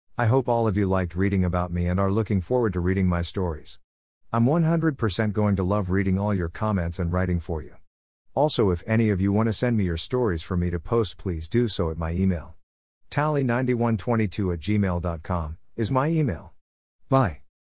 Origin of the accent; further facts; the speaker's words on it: Pakistan; now in Mozambique; I was born in Pakistan on the twenty-first of June two thousand seven.